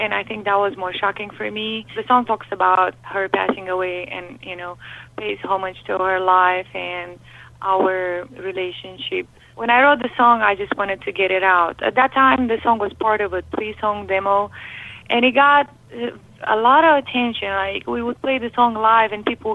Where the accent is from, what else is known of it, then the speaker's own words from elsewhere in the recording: Romania; English is a second language; now in United States; my English wasn't quite good. As you can hear, I have an accent. So I came from Romania